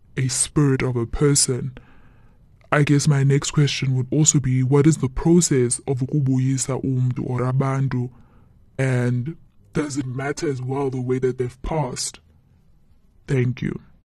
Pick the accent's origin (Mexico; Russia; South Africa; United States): South Africa; Eastern Cape; we are originally from the Eastern Cape.